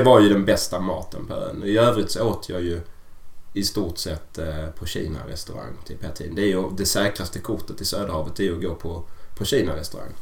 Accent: Sweden; hemma i Sverige

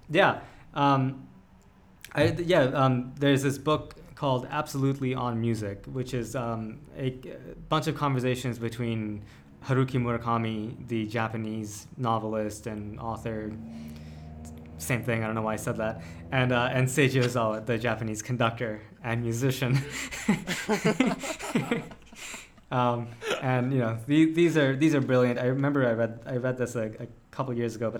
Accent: India; I'm Indian

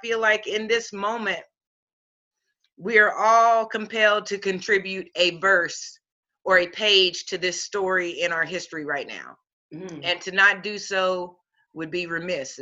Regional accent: Muncie, Indiana, United States; now in Springfield, Tennessee, United States; I was born in Muncie, Indiana, and that's where I started out and attended school.

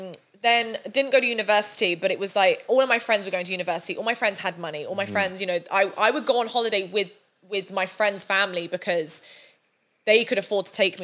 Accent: Sunningdale, South East England, United Kingdom; I grew up in a really, really small village called Sunningdale. Really nice area actually, mm-hmm. But still on a council estate.

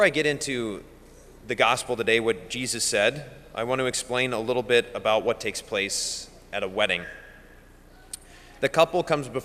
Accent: Bismarck, North Dakota, United States; I'm from Bismarck and I live at the cathedral

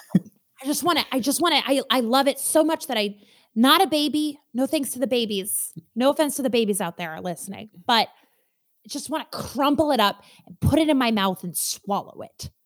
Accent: Minnesota, United States; I am so Minnesotan from the atoms of my being all the way outwards

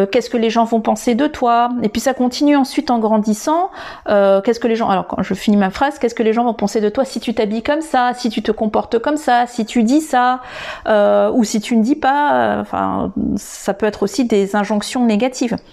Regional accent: Madagascar; de comment je devais penser en tant que malgache.

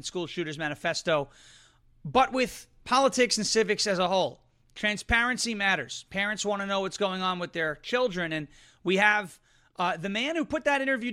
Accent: New York, United States; moved away as an adult; now in Nashville, United States; I come from New York

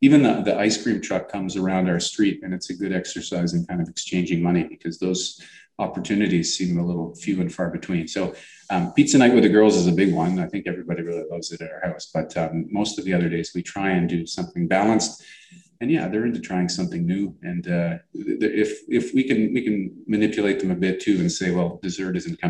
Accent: Toronto, Ontario, Canada; I grew up around Pape and Danforth and it used to be all Greek stores

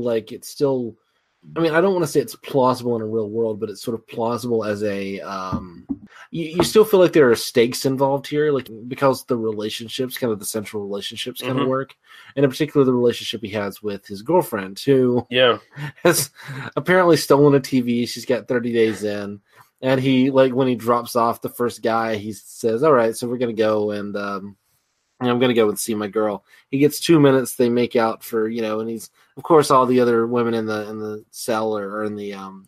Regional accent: the South, United States; I'm from the South

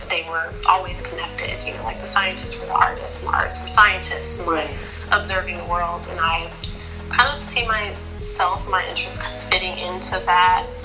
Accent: Pasadena, California, United States; also born or lived in Santa Cruz, California / San Francisco, California; I was born and raised in Pasadena, California.

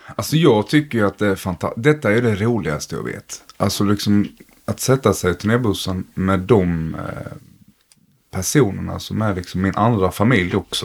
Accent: Blekinge, Sweden; jag kom från Blekinge

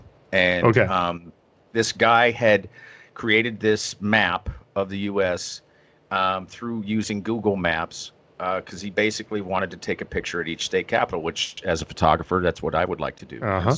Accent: Maine, United States; born there; because I was born in Maine, and so I haven't been there in 30 years.

